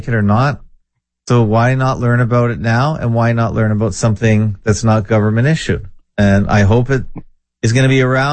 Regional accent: Canada; I'm Canadian.

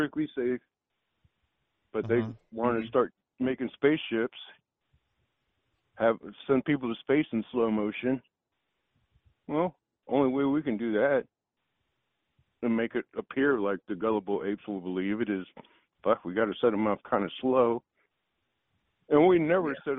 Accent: Akron, Ohio, United States; now in Austin, Texas, United States; I'm from Akron, Ohio

